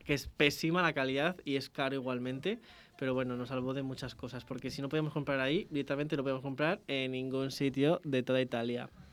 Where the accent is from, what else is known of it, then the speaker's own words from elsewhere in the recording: Spain; los españoles íbamos allí